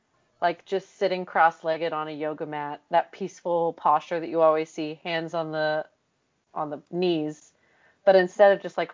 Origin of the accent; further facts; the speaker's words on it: Oklahoma, United States; growing up in Oklahoma